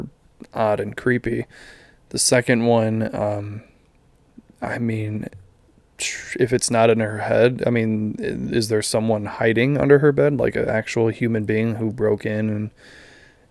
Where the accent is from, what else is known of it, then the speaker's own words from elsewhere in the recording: Midwest, United States; we're from the Midwest